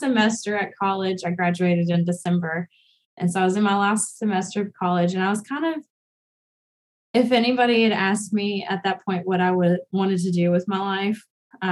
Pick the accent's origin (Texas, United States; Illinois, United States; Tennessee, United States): Tennessee, United States; Memphis; growing up in Memphis, I was a part of a Cumberland